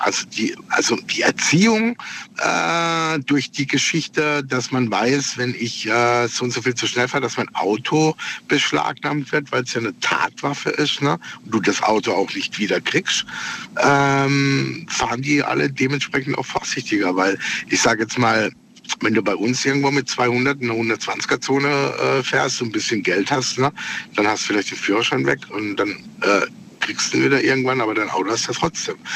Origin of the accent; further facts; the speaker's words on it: Freiburg, Baden-Württemberg, Germany; moved away as an adult; now in Switzerland; ich komme normal aus Freiburg, wohne aber in der Schweiz